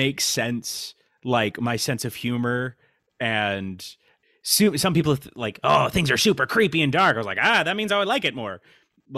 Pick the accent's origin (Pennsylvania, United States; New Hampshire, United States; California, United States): California, United States; Valley Center; I'm from a little town, Valley Center, California